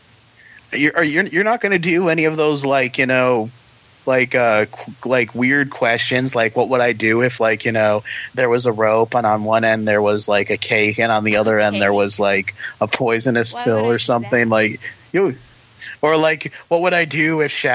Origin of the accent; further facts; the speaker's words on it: Florida, United States; I'm from Florida. We have flatlands.